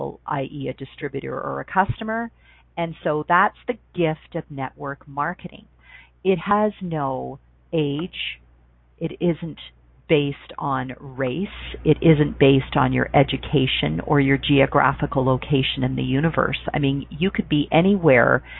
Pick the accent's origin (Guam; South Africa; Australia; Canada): Canada; being a Canadian